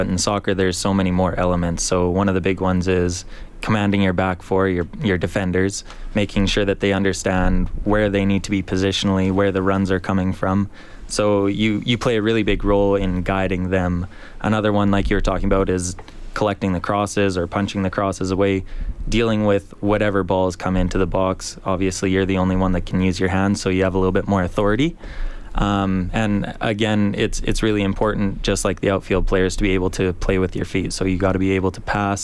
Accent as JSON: {"language": "English", "town": "Edmonton", "region": "Alberta", "country": "Canada", "tie": "born or raised there", "said": "I was born and raised in Edmonton."}